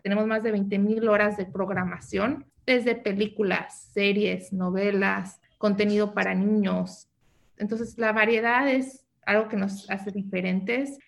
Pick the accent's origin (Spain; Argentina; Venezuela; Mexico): Mexico; Mexico City; also born or lived in New York / San Diego; now in United States; yo nací en la Ciudad de México, entonces soy chilanga, pero me vine a vivir a Estados Unidos desde muy joven